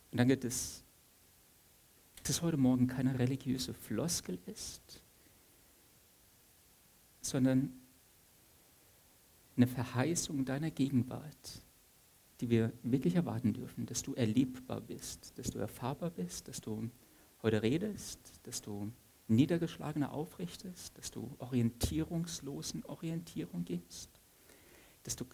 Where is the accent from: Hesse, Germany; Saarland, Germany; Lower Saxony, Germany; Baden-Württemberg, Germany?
Saarland, Germany; also born or lived in Stuttgart; Ich bin ähm, als in Stuttgart gebürtiger Saarländer schon sehr eingeschüchtert, im preußischen Potsdam zu sein.